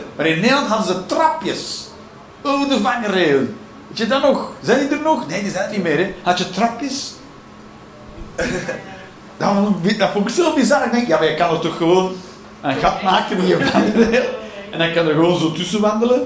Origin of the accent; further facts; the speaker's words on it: Belgium; we zijn België